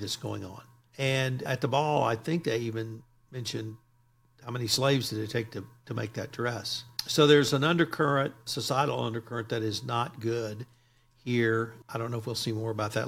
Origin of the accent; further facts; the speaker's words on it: Texas, United States; I'm a Texan